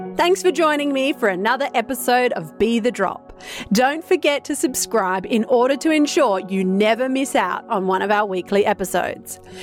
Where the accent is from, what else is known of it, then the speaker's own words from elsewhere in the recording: South Australia, Australia; as a South Australian, I was born here in South Australia